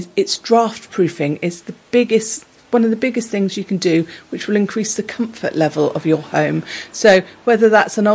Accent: Exmouth, South West England, United Kingdom; I'm from Exmouth

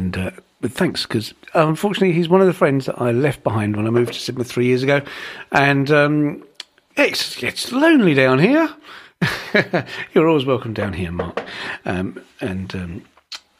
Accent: East Kent, South East England, United Kingdom; moved away; I'm from the Far East, Kent, where I had a photographic business

